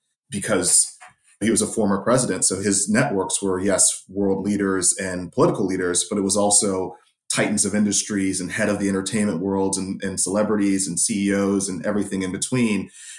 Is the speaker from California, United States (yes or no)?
yes; San Jose, California, United States; But I grew up in San Jose, California, in the Bay Area, in the heart of the Silicon Valley. And, you know, I was a 90s kid.